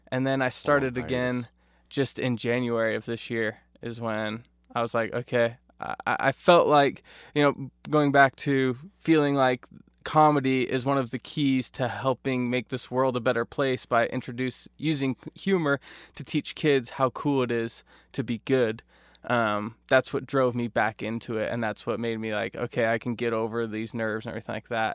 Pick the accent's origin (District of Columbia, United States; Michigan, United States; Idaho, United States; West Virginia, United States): Idaho, United States; Eagle; I grew up in Idaho in the Boise area, Eagle specifically